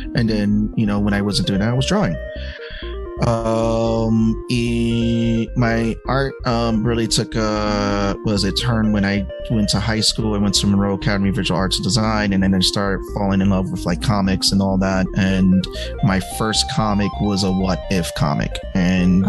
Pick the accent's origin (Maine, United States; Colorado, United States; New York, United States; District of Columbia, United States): New York, United States; New York City; also born or lived in Georgia; growing up in the Bronx, um, in the late '80s, early '90s